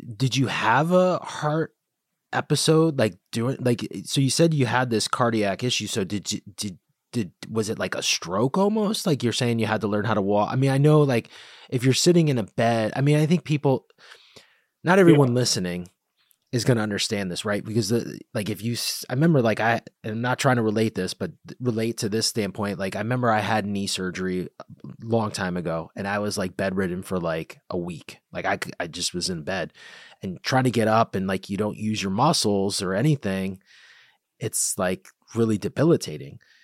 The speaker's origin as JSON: {"language": "English", "town": "Bridgeport", "region": "Connecticut", "country": "United States", "said": "I'm from Bridgeport"}